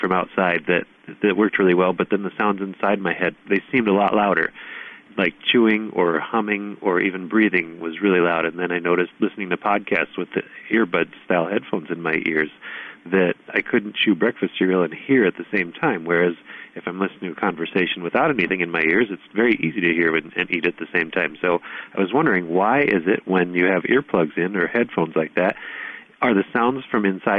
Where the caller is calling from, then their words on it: Illinois, United States; I'm calling from Illinois in the USA.